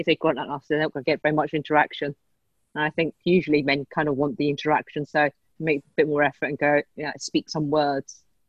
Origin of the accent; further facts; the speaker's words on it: England, United Kingdom; So not like born and raised in England like myself.